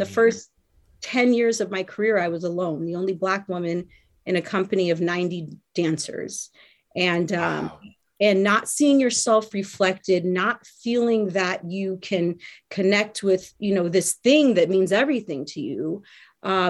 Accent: Southern California, United States; growing up in Southern California, I grew up in a very diverse

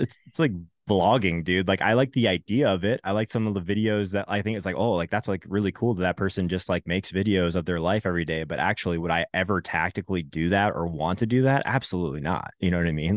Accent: Arizona, United States; moved away as an adult; also born or lived in Canada; I grew up in Arizona till I was eighteen, also lived in three, for, in Canada for three years

